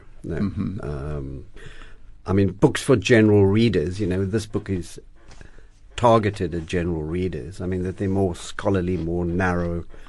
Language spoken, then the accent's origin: English; Cape Town, Western Cape, South Africa; I was born here in Cape Town in Wynberg, and the 1960s, I mean, South Africa in the 60s.